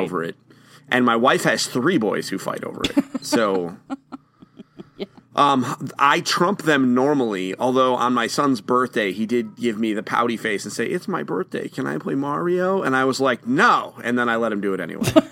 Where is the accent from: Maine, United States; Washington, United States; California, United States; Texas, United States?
Maine, United States; Bangor; I was born in Bangor, Maine